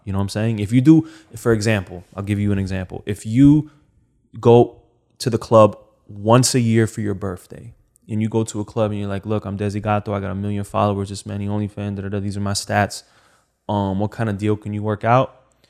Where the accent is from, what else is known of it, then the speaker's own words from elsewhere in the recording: Miami, Florida, United States; I'm from Miami. I see beauty every single day.